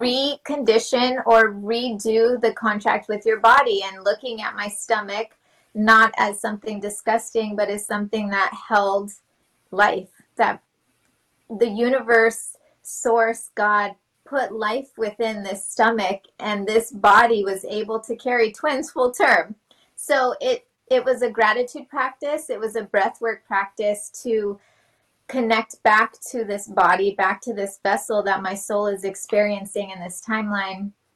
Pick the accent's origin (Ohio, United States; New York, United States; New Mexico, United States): New Mexico, United States; also born or lived in Los Alamos; I'm from New Mexico